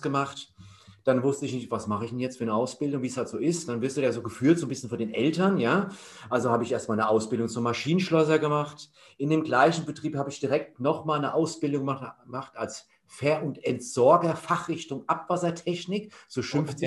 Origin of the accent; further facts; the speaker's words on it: Hesse, Germany; also born or lived in Leipzig; ich komme ursprünglich aus Hessen